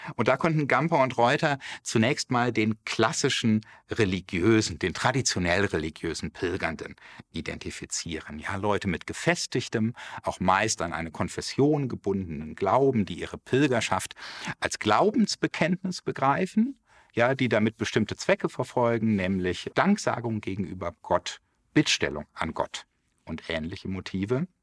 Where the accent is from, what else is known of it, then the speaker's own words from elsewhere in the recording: Germany; hier bei uns in Deutschland